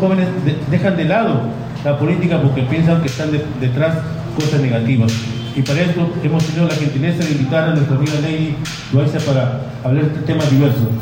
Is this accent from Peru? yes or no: yes; Parcona, Ica, Peru; vengo yo de Parcona